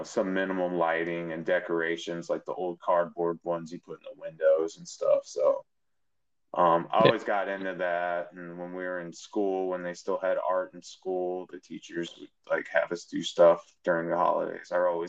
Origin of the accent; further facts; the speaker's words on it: Chicago, Illinois, United States; growing up in Chicago watching Michael Jordan do his thing when they won their first championship.